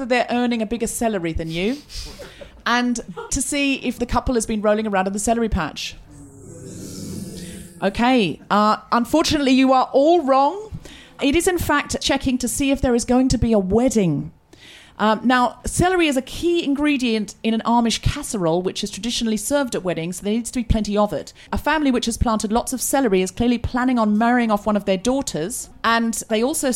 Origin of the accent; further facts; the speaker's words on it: Australia; also born or lived in United Kingdom; I'm dual citizenship. I'm Australian and British.